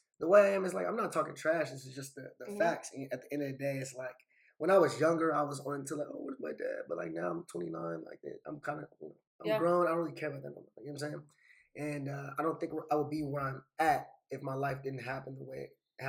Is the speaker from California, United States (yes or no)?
yes; Los Angeles, California, United States; I'm from Los Angeles.